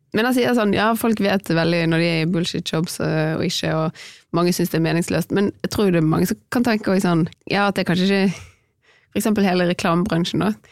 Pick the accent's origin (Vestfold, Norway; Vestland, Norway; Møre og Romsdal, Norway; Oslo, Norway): Vestland, Norway; Bergen